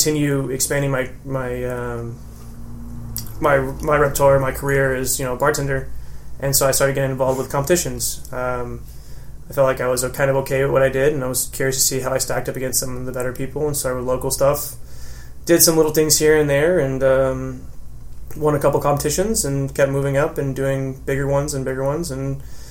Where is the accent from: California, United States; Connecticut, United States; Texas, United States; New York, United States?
Texas, United States; Sugar Land; also born or lived in College Station, Texas; I grew up in Sugar Land, went to school out there